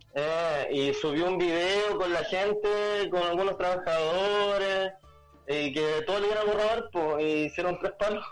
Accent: La Ligua, Valparaíso, Chile; also born or lived in Santiago; yo soy de la Ligua

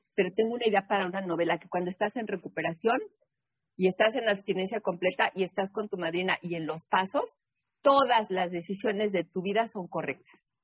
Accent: Mexico City, Mexico; also born or lived in New England; now in Boston, United States; yo nací en la Ciudad de México. En la Ciudad de México no hay cuerpos de agua, no hay lago, no hay río, no hay playa

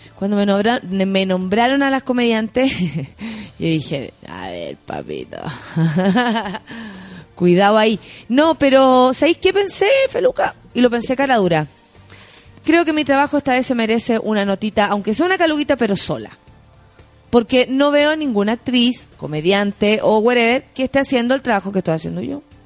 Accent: San Miguel, Santiago Metropolitan Region, Chile; yo soy de San Michael y ahí está mi barrio

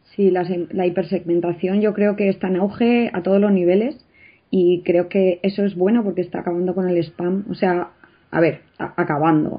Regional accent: Spain; como buenos españoles nos encanta

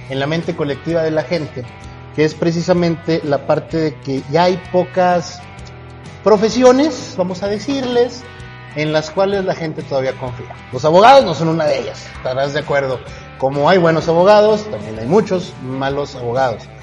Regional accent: Durango, Mexico; como buen duranguense que soy

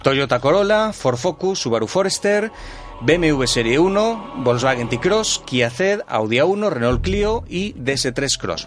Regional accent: Galicia, Spain; yo soy gallego

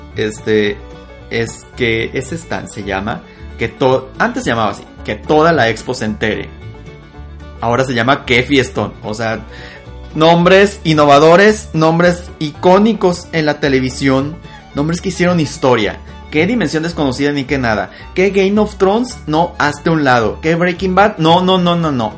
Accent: Sonora, Mexico; soy de Sonora

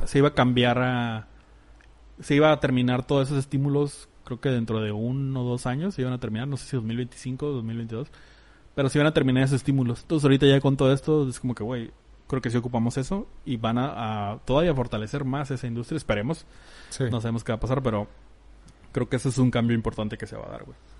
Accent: Mexico; en México estamos muy aculturados a ser muy calurosos o muy cercanos

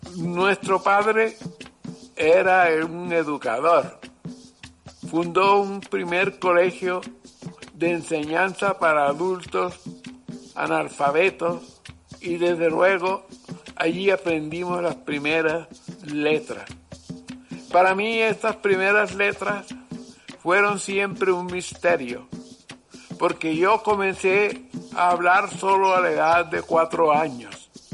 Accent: Lorica, Córdoba, Colombia; Nací en Lorica el 17 de marzo del 1920

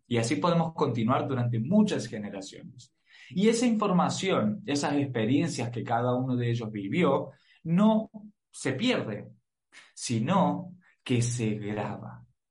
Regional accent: Argentina; soy argentino

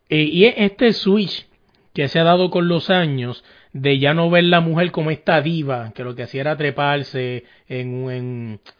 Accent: Puerto Rico; vino aquí en Puerto Rico, yo soy de Puerto Rico

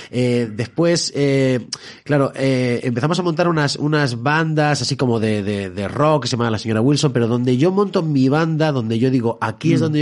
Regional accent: Alcalá de Henares, Community of Madrid, Spain; yo siempre cuento Alcalá de Henares como el, lugar de donde, más que de donde soy, de donde tengo que ser

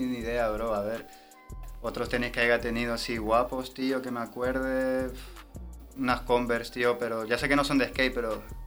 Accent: Tenerife, Canary Islands, Spain; moved away as an adult; also born or lived in Peru; now in Madrid, Spain; vengo de Tenerife, eh, soy nacido peruano, pero criado en Tenerife

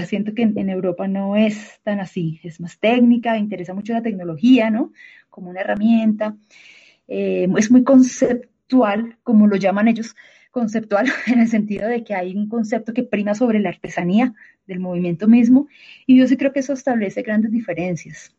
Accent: Bucaramanga, Santander, Colombia; now in Bogotá, Colombia; yo, yo soy de Bucaramanga, ¿no? Y en Bogotá vivo desde el dos mil once.

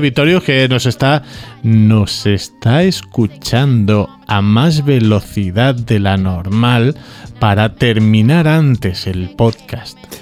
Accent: Balearic Islands, Spain; aquí, en Baleares

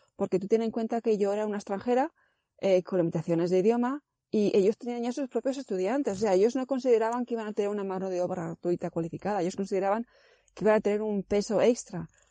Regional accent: Zaragoza, Aragon, Spain; moved away as an adult; also born or lived in Ireland; now in Denmark; yo soy de Zaragoza

